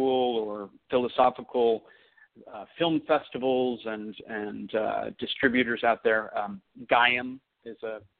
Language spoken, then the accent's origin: English; Oakland, California, United States; also born or lived in Los Angeles; I grew up in Oakland